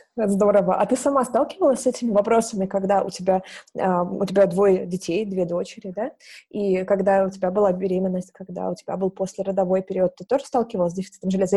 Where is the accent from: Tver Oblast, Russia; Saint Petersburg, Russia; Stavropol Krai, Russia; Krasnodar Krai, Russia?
Krasnodar Krai, Russia; Novorossiysk; Я из Новороссийска, из Краснодарского края.